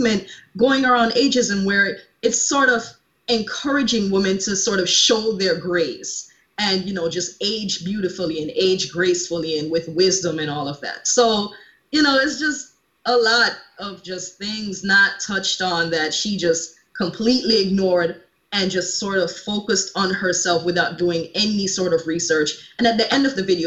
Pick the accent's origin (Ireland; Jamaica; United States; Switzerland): Jamaica; I'm a Caribbean born woman. I'm born from Jamaica, if you can't already tell by my accent